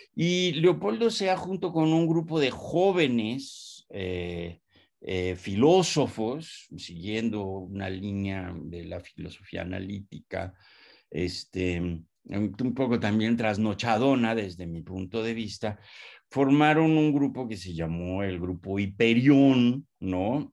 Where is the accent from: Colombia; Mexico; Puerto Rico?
Mexico; also born or lived in Pátzcuaro, Michoacán; cómo somos y quiénes somos los mexicanos